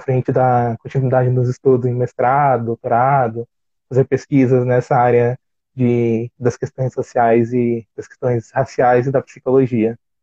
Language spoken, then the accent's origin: Portuguese; São Paulo, Brazil; sou de São Paulo